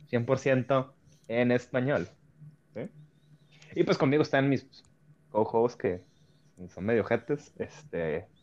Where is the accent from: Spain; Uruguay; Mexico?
Mexico; Hay que aclarar que somos de México.